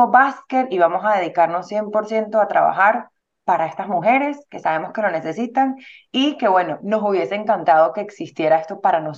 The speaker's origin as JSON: {"language": "Spanish", "country": "Venezuela", "moved": "yes", "said": "Somos venezolanas"}